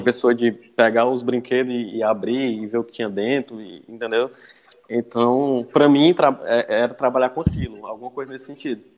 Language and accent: Portuguese; Cascavel, Ceará, Brazil; moved away as an adult; now in Fortaleza, Brazil; minha família é de Cascavel, fica aí no litoral leste do, aqui do estado, né? É uhum. região metropolitana. Vivi lá, cresci lá